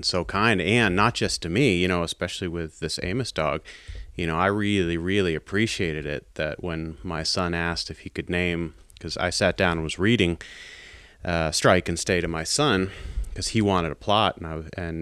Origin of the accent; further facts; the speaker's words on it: East Coast, United States; I'm from the East Coast